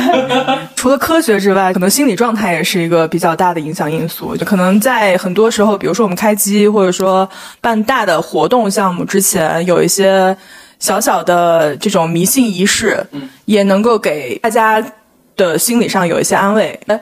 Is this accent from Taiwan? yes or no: no; Guangdong, China; 我家可能不是属于那种特别传统正宗的广东人